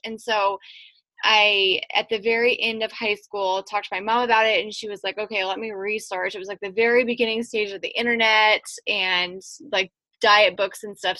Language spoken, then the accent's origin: English; Western Nebraska, United States; I grew up in Western Nebraska